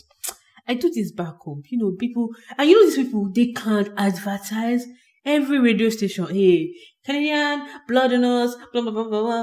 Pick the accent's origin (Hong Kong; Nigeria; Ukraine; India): Nigeria; moved away as an adult; I moved here in this 2019. So I'm a Nigerian and I was living in Nigeria boldly.